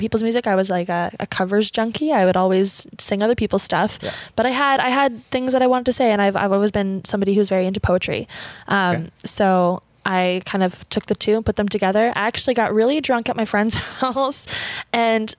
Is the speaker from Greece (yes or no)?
no; Ottawa, Ontario, Canada; I'm from Ottawa, born and raised